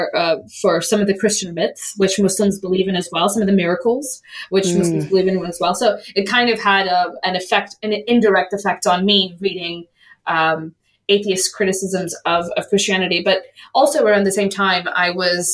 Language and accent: English; United States; when I was growing up in the United States